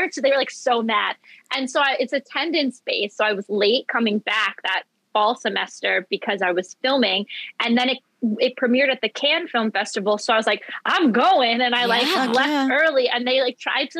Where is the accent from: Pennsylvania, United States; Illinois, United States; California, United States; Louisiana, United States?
Pennsylvania, United States; Philadelphia; I'm from Philadelphia